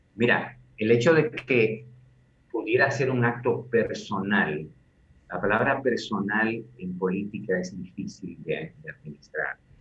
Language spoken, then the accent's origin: Spanish; Dominican Republic; nosotros como dominicanos